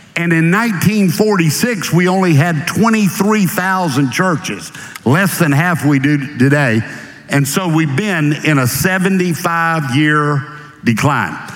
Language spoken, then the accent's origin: English; Jacksonville, Florida, United States; moved away as an adult; now in Atlanta, United States; I am a Floridian by birth. I grew up in Jacksonville, Florida, the first 36 years of my life